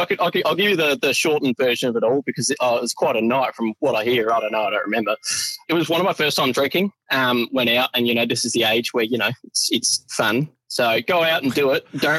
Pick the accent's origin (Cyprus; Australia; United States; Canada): Australia; Lenswood, South Australia; I'm from Lenswood in the Adelaide – Lenswood of the Adelaide Hills where I am now.